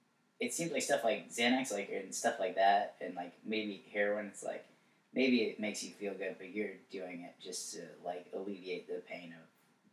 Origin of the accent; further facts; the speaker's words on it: Greensboro, North Carolina, United States; moved away as an adult; now in Wilmington, United States; Greensboro is my hometown.